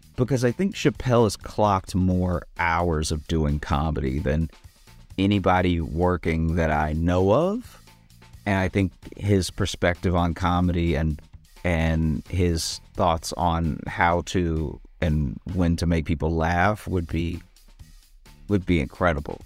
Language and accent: English; the South, United States; growing up in the South as a, as a black person, especially a black person that gets into comedy